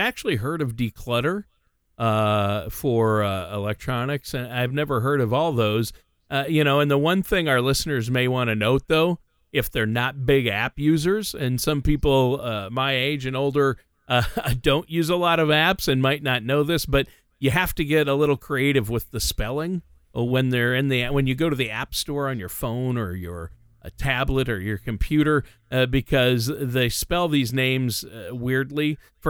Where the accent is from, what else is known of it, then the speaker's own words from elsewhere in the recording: Minnesota, United States; also born or lived in Los Angeles / Nashville; I moved around a little bit, but I'm from Minnesota.